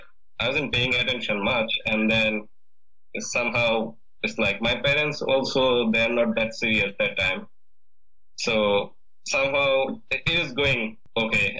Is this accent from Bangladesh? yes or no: yes; Mymensingh Division, Bangladesh; moved away as an adult; now in United States; I born and raised in a countryside which is 20 kilometers away from my Mansingh town